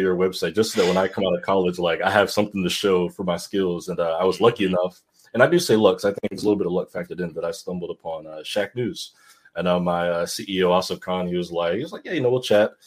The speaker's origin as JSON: {"language": "English", "town": "Glen Burnie", "region": "Maryland", "country": "United States", "tie": "born or raised there", "also_born_or_lived": "Harford County, Maryland", "said": "I grew up in Glen Burnie"}